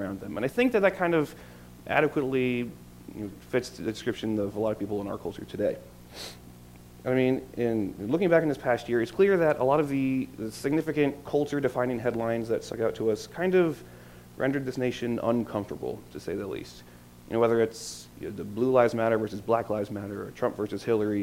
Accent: Normal, Illinois, United States; I grew up in Normal, Illinois

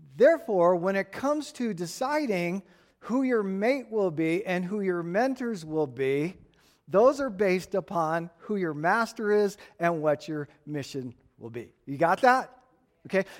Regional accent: Tucson, Arizona, United States; This is the kind of stuff I grew up playing with in Tucson.

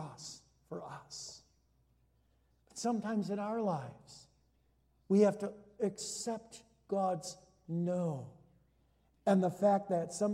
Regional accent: Hudsonville, Michigan, United States; now in Orland Park, United States; I was growing up in Hudsonville, Michigan, my dad's first church was in Hudsonville. We went there when I was a year old.

